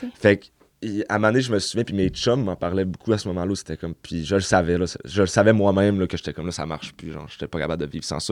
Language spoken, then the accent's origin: French; Chicoutimi, Quebec, Canada; Je viens du Saguenay, Chicoutimi. j'ai grandi là, j'ai été élevé là toute ma vie aussi